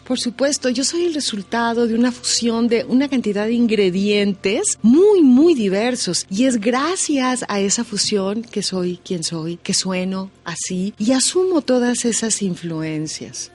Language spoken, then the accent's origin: Spanish; Mexico; artista mexicana de mi generación